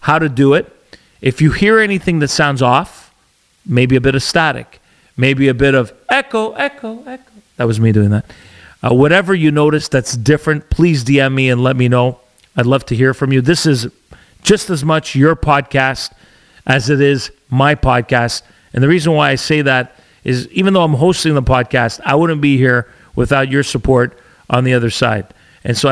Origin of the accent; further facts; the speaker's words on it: Canada; As an Italian, raised, born and raised in Canada, my parents, I kept our old school traditions